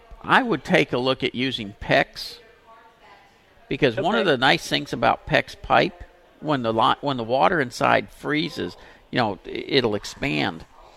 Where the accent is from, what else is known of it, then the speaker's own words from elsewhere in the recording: Pasadena, United States; I grew up in Pasadena.